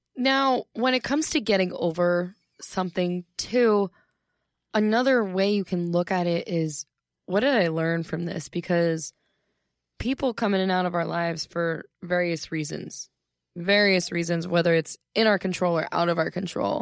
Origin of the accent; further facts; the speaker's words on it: Ohio, United States; when I'm at home in Ohio